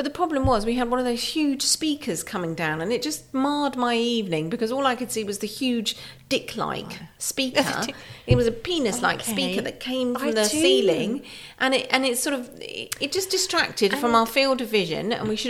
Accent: United Kingdom

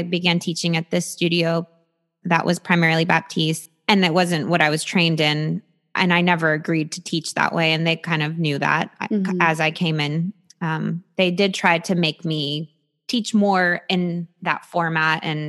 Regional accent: New York City, New York, United States; I'm 100% Romanian, and I think maybe in European culture. And I'm also from New York City.

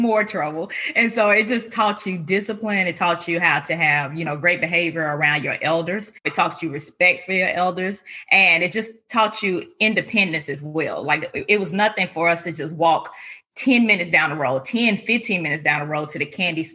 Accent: North Carolina, United States; also born or lived in Indiana; I was born and raised in North Carolina.

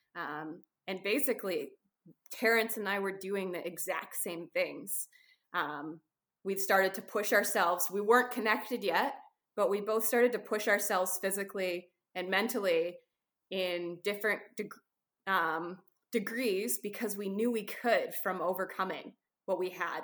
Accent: Canada; I'm a Canadian photographer, adventurer, uh, writer

